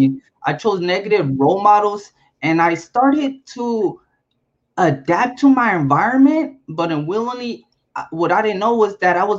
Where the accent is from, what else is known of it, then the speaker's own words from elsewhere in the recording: Compton, California, United States; also born or lived in Chicago; I was born in Chicago and raised in Compton